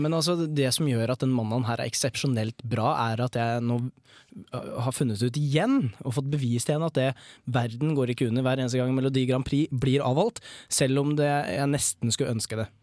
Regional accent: Prøysen's realm, Innlandet, Norway; jeg er fra Prøysens rike

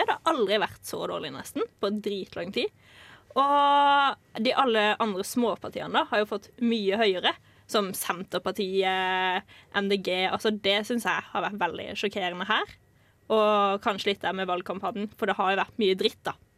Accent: Kristiansand, Agder, Norway; also born or lived in Lillesand; jeg har mest tilknytning til Kristiansand, for der jeg vokste opp

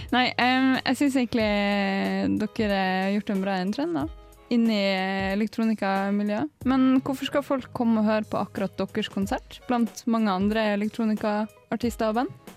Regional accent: Tromsø, Northern Norway, Norway; moved away; jeg er jo fra Nord-Norge

